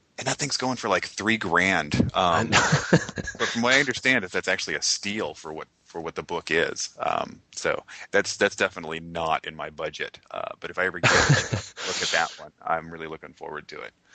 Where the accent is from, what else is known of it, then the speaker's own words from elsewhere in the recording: Sonoma County, California, United States; I grew up in Sonoma County and that's where Petaluma is.